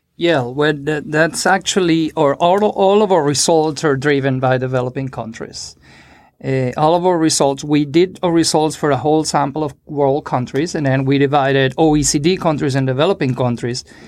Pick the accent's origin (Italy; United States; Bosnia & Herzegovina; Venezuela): Venezuela; we are from Venezuela.